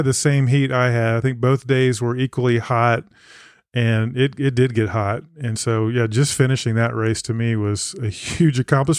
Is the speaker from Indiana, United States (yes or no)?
no; Texas, United States; I'm from Texas